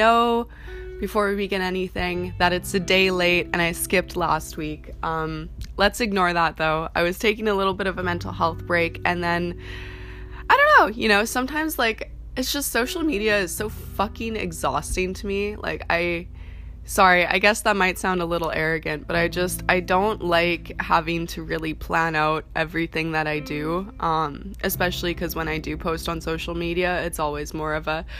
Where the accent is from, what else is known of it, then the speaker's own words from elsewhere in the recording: Canada; also born or lived in Vancouver; I'm from Canada